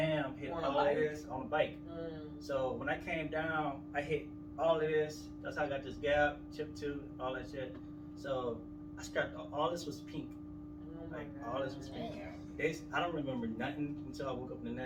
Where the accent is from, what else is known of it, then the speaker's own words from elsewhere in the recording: New Orleans, Louisiana, United States; I am from New Orleans, Louisiana